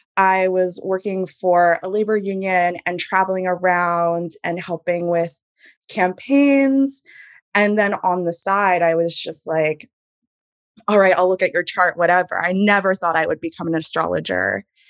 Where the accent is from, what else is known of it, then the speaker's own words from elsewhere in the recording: Hudson Valley, New York, United States; I grew up in the Hudson Valley, in a very small town in the Hudson Valley.